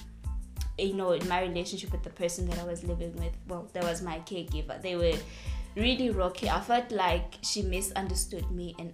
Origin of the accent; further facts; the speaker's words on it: Estcourt, KwaZulu-Natal, South Africa; moved away; Escort, my hometown